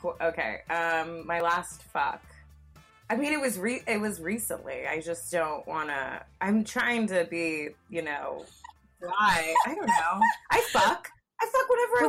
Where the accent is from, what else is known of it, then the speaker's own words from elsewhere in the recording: born in Orange County, Southern California, United States; also born or lived in Los Angeles; I grew up, actually born and raised in Southern California